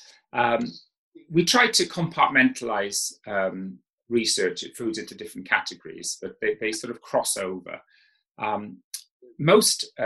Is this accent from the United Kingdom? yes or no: yes; South Wales, United Kingdom; I grew up in South Wales